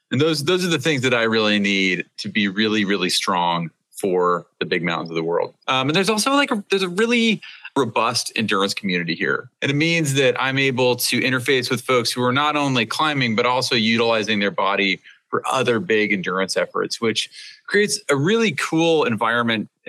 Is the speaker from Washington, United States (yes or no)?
yes; Seattle, Washington, United States; growing up in the Seattle area